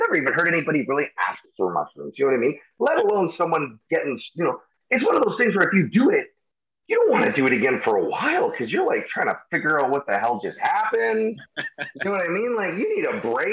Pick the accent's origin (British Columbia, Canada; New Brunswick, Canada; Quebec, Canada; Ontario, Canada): British Columbia, Canada; Surrey; I'm from Surrey, BC